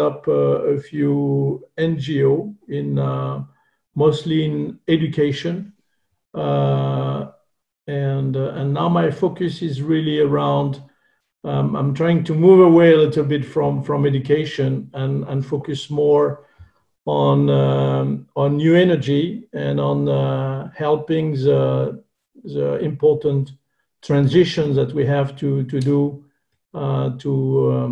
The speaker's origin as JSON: {"language": "English", "country": "France", "accent": "French", "second_language": "English", "said": "As you can hear with my terrible French accent, I'm from this beautiful country."}